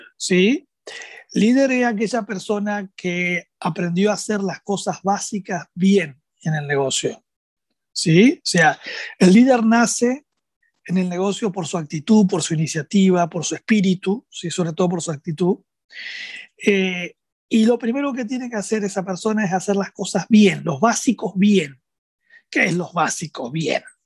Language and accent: Spanish; Argentina; also born or lived in Rosario